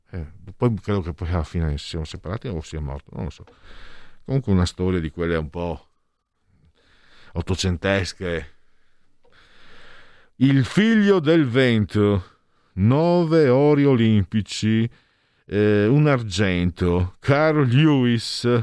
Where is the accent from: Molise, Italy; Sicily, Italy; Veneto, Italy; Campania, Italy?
Veneto, Italy; Portogruaro; dalle mie parti di Porto Portoruaro